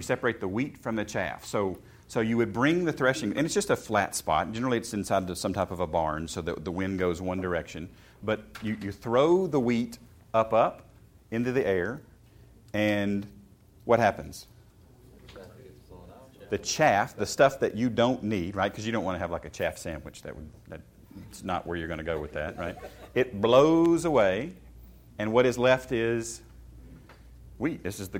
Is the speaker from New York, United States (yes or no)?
yes; Chappaqua, New York, United States; Yes, we grew up in Chappaqua.